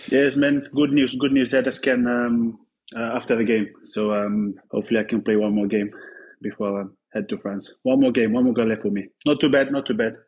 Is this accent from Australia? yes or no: no; Fiji; moved away as an adult; now in Bristol, United Kingdom; we growing up back home, I mean, in the village